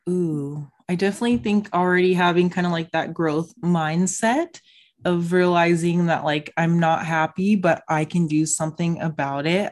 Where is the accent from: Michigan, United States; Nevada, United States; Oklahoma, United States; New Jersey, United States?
Nevada, United States; Las Vegas; I'm from Vegas